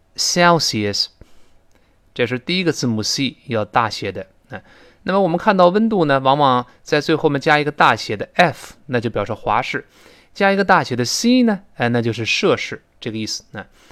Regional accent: China; 我们中国人

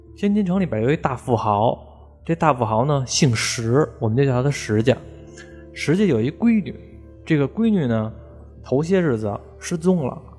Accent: Beijing, China; 我们北京人

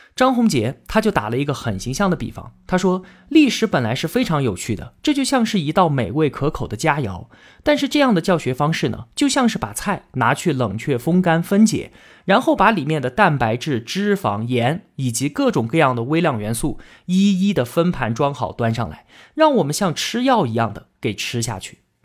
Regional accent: China; 我们中国人

